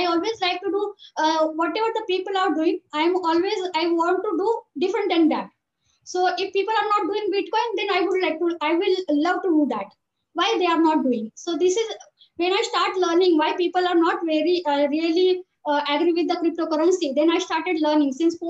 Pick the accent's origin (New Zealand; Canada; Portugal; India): India; Maharashtra; now in Dubai, United Arab Emirates; I'm from Marathi community. And since 4 years, I'm staying in Dubai.